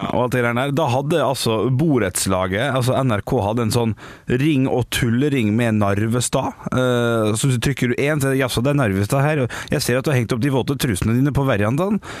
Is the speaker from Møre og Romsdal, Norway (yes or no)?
yes; Ålesund, Møre og Romsdal, Norway; Som ålesunder er det 'ikke'